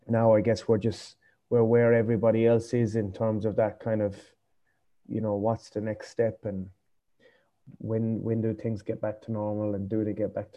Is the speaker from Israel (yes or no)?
no; Foynes, Munster, Ireland; moved away as an adult; now in Cambodia; I'm from Fines, a really small place in West Limerick.